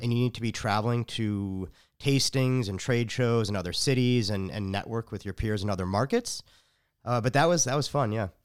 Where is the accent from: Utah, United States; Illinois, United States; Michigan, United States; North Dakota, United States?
Illinois, United States; Chicago; now in Austin, United States; I'm from Chicago